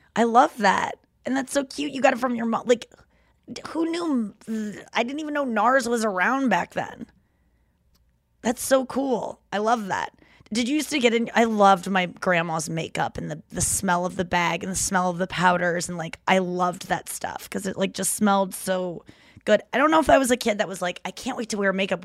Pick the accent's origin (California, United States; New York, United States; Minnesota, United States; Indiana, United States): New York, United States; me as a New Yorker.